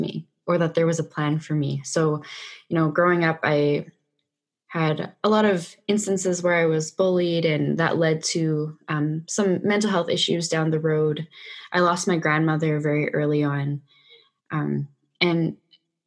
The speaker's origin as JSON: {"language": "English", "town": "Vancouver", "region": "British Columbia", "country": "Canada", "tie": "born or raised there", "said": "I'm from Vancouver, Canada, born and raised"}